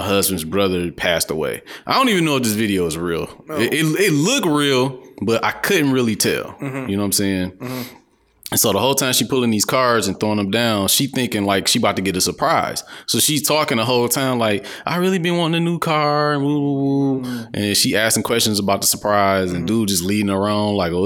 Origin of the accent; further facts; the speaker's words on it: Detroit, Michigan, United States; I'm from the East Side